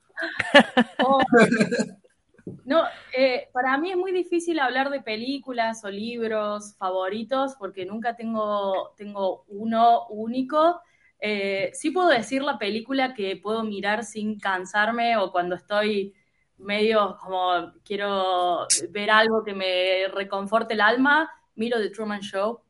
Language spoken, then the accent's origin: Spanish; Córdoba, Argentina; moved away as an adult; also born or lived in United States; now in Buenos Aires, Argentina; soy argentina, nací en la provincia de Córdoba, o sea, en, una, en una ciudad que está en el interior del interior de Argentina.